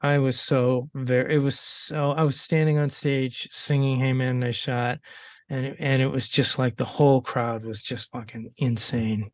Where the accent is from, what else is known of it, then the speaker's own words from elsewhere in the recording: Ohio, United States; moved away; i'm having another homecoming in ohio